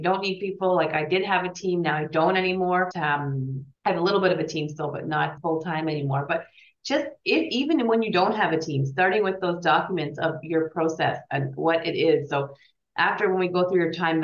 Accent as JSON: {"language": "English", "country": "Canada", "also_born_or_lived": "Switzerland", "said": "we're both Canadian"}